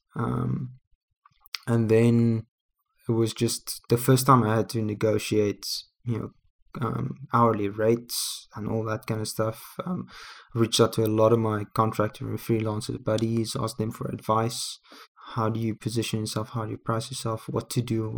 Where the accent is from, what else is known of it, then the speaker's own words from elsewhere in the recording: South Africa; we're both from South Africa